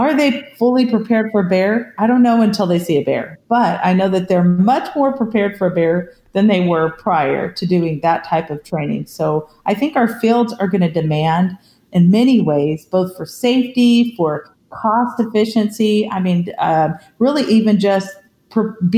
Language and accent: English; California, United States; I grew up in California